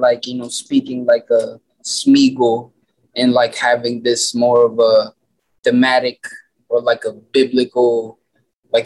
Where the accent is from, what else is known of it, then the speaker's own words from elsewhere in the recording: Olongapo, Central Luzon, Philippines; now in Las Vegas, United States; my hometown, Alangapo City, where I was born and raised here in the Philippines.